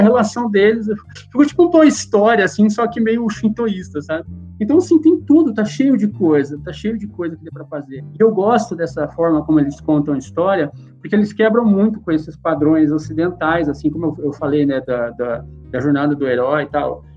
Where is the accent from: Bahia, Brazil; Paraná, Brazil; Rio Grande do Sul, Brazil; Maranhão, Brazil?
Paraná, Brazil; Wenceslau Braz; moved away as an adult; now in São Paulo, Brazil; minha vilinha lá em Venceslau Braz, lá que é onde eu nasci. E lá a gente, a galera crescia soltando pipa e tal